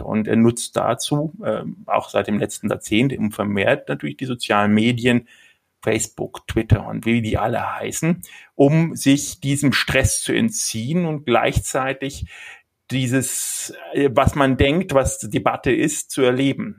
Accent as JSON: {"language": "German", "town": "Nuremberg", "region": "Bavaria", "country": "Germany", "tie": "born or raised there", "said": "ich bin Nürnberger, bin in Nürnberg geboren"}